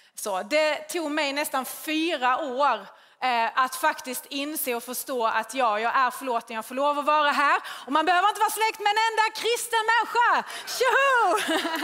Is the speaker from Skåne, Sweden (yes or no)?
yes; Skåne, Sweden; accent: Scanian; jag är ju skåning, hör ni ju